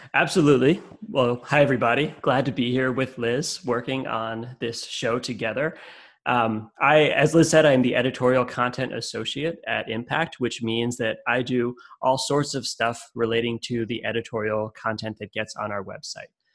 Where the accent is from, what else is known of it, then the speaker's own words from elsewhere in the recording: Connecticut, United States; moved away as an adult; also born or lived in California / upstate New York / Vermont / Massachusetts; I lived I live in Connecticut. I grew up in Connecticut, but I've lived in different places in the world in California and upstate New York Vermont and Massachusetts, and even overseas.